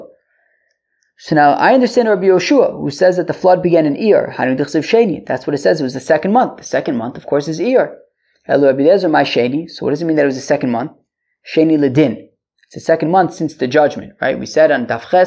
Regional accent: United States; I grew up in America

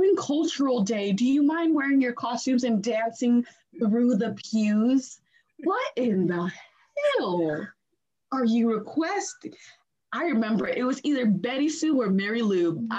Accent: Nigeria; now in United States; I remember like the church people asked us, oh, where are you guys from? We're from Nigeria. And then one of the ladies like that helps run the church, she was like, do you mind dressing in your native wear and dancing through the pews on cultural day?

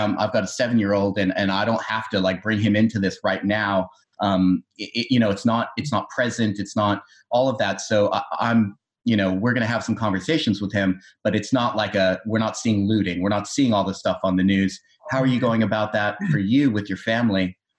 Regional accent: United States; moved away as an adult; We're both from the States. We've been out here for about a decade.

